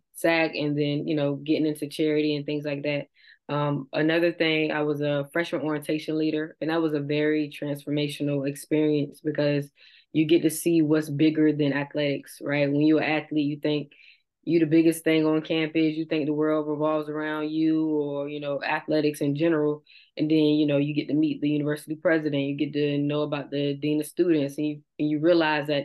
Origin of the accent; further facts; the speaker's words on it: Virginia Beach, Virginia, United States; I'm from Virginia Beach, Virginia